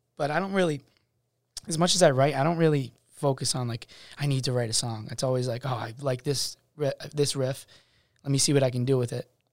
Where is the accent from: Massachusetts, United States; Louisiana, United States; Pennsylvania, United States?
Massachusetts, United States; Worcester; I'm from Worcester, Massachusetts.